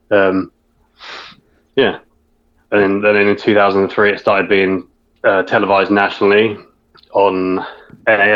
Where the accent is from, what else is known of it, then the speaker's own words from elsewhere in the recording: England, United Kingdom; being English